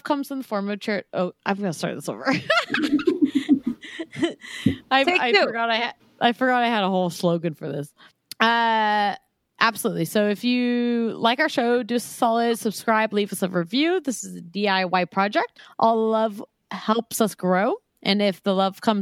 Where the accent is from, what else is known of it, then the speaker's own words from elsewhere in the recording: Santa Cruz, California, United States; Santa Cruz, my hometown